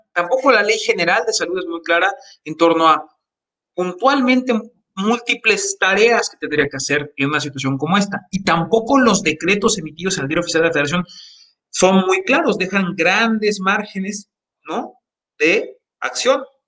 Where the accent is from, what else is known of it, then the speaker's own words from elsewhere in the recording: Jojutla, Morelos, Mexico; el municipio en el que yo nací, que es Cojutla